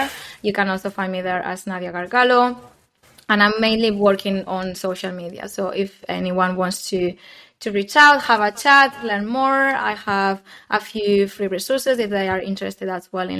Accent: Spain; moved away as an adult; also born or lived in London; I moved back to Spain at the beginning of the pandemic

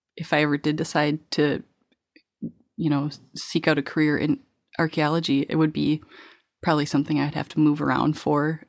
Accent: La Crescent, Minnesota, United States; now in Wisconsin, United States; I grew up in La Crescent, Minnesota, which is the apple capital of Minnesota

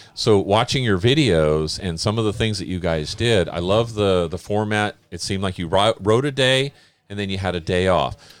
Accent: Oakland, California, United States; I grew up in Oakland, California

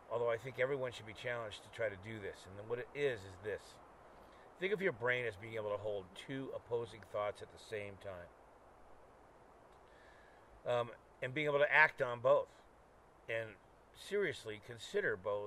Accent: Sunnyvale, California, United States; I grew up in Sunnyvale, which is now the Silicon Valley

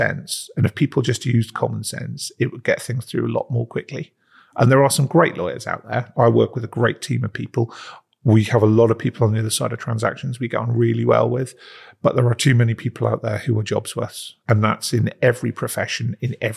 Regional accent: Prudhoe, North East England, United Kingdom; I was brought up in Northumberland in a small town called Prudder, which is about 10 miles outside of Newcastle.

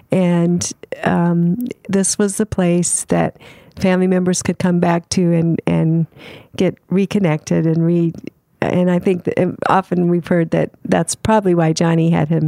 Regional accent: Hong Kong; Yes. I was raised in Hong Kong.

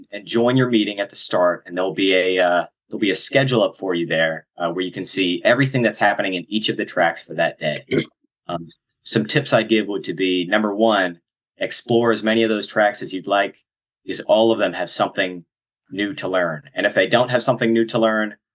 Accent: Greensboro, North Carolina, United States; I'm from Greensboro

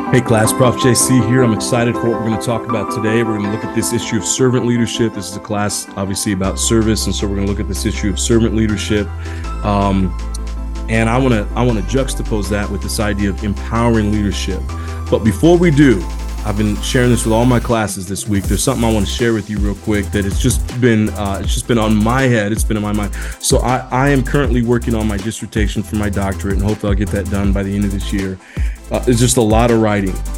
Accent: Indiana, United States; I grew up in Indiana

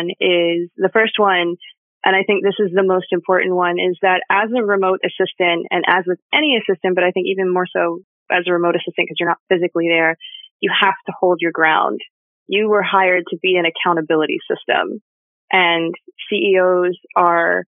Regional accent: East Coast, United States; I'm from the East Coast. So I'm from a section of the country that until COVID was not particularly receptive to the idea of telecommuting at all

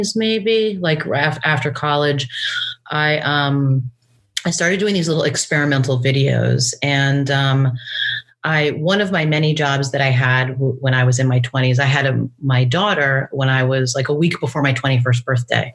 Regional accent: New York City, New York, United States; I was born and raised in New York City, in Manhattan

